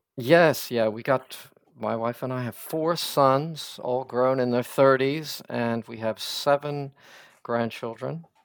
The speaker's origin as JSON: {"language": "English", "region": "Pennsylvania", "country": "United States", "tie": "born or raised there", "also_born_or_lived": "the American South", "moved": "yes", "lives_now": "Scotland, United Kingdom", "said": "I'm American, so I was kind of born and raised in Pennsylvania primarily and uh, but then moved to the south."}